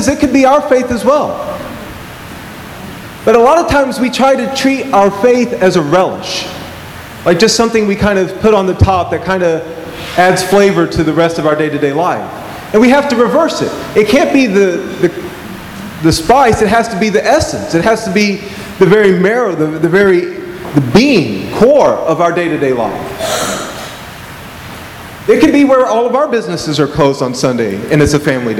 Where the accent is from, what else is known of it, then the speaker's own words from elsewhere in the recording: Georgia, United States; I remember growing up in Georgia, there was a Mormon church down the street